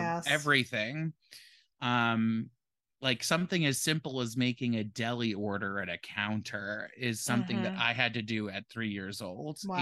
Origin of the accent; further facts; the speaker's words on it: Hudson Valley, Catskill area, New York, United States; I was born and raised in the Hudson Valley in the Catskill area